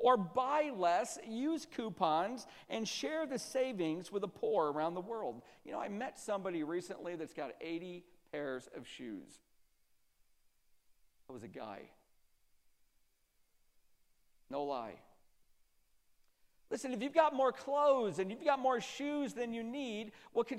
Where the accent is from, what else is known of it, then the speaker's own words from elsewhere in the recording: Central New York, United States; I'm from Central New York, so in Central New York, the winters are brutal